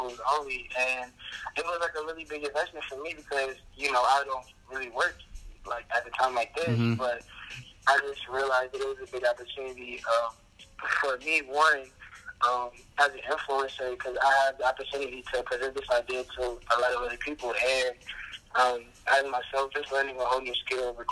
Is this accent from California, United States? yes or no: no; Baltimore, Maryland, United States; I'm from Baltimore, Maryland